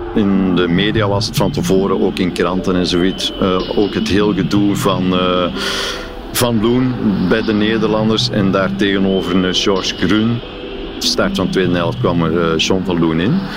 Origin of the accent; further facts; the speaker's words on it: Belgium; als Belg